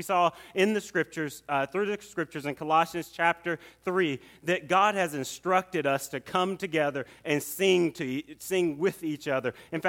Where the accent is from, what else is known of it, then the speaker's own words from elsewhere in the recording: Atlanta, Georgia, United States; And I grew up right here in Atlanta.